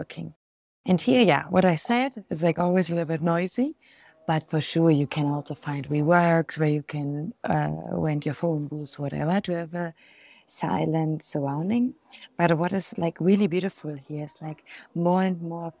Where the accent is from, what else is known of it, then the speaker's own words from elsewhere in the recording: Germany; now in Medellin, Colombia; I'm from Germany